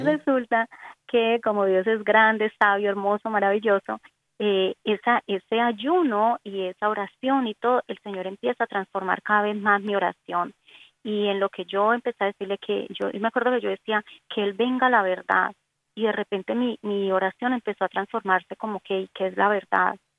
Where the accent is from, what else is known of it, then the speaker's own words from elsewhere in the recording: Cali, Valle del Cauca, Colombia; accent: Colombian Antioquian; soy colombiana, nací en Cali